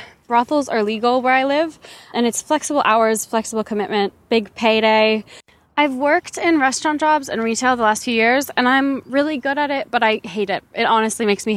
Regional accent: West Coast, United States; now in Australia; I'm 20 years old, living in Australia, but I'm from the West Coast

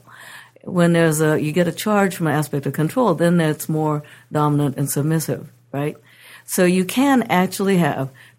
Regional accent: Japan; now in United States; I come from Japan

